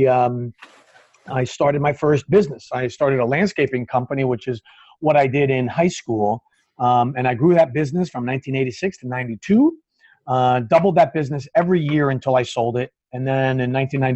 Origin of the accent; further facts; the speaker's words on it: New Jersey, United States; I was born and raised in New Jersey, still live in New Jersey